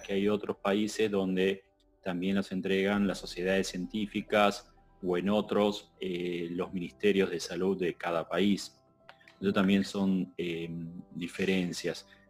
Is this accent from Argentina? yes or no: yes; Argentina; como Argentina nosotros estamos ahora sufriendo la segunda ola